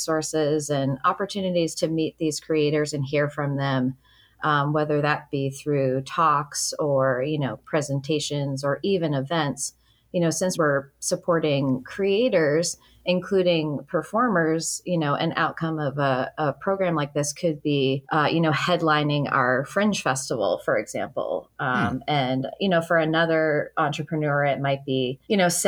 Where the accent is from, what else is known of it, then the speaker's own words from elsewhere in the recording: Waltham, Massachusetts, United States; moved away as an adult; also born or lived in New York / Boston; now in Biddeford, United States; I'm from Waltham, Massachusetts, which is also a former mill town